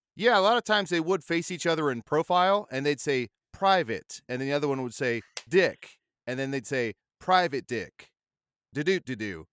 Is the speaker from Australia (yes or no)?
no; Arizona, United States; I grew up in Arizona around the cowboy culture